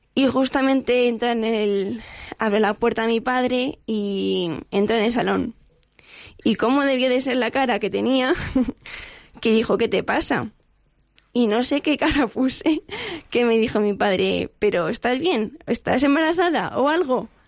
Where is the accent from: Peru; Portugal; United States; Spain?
Spain; Getafe, Community of Madrid; Vengo de Getafe. De, de aquí, de Getafe, de Madrid